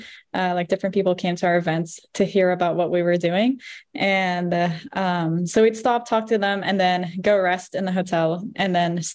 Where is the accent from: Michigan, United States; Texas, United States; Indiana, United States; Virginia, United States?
Virginia, United States; Roanoke; I was born in Roanoke.